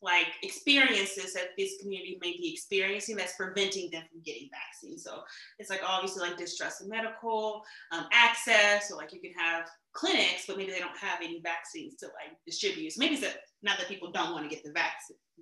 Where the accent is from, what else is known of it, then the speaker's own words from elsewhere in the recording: St. Louis, Missouri, United States; I am from St. Louis